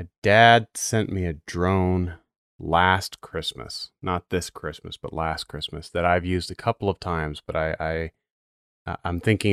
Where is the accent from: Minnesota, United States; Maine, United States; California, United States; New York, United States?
Maine, United States; I'm from Maine